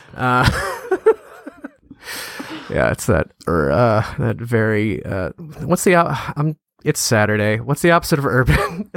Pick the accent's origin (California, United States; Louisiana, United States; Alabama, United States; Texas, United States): Louisiana, United States; moved away as an adult; also born or lived in San Francisco; I moved back to my hometown. That's where I live now